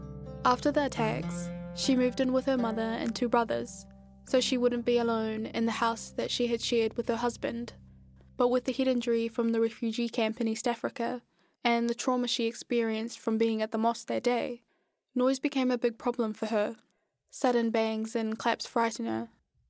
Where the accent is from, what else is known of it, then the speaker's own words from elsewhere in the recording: New Zealand; I was like 9 months old when my family migrated here, so I grew up in New Zealand.